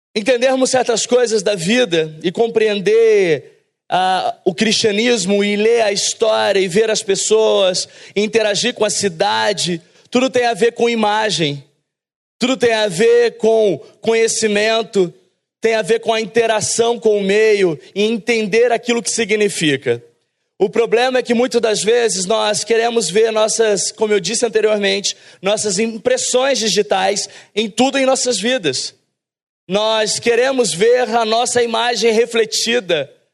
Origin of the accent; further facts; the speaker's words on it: São Paulo, Brazil; moved away; also born or lived in south of Minas Gerais / Rio de Janeiro; Nós, na verdade, é, nascemos em São Paulo, eu e minha esposa